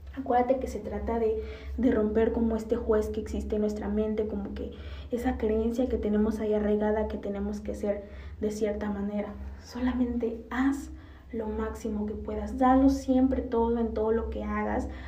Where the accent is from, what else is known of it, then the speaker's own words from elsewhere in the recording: Mexico; decimos como cultura mexicana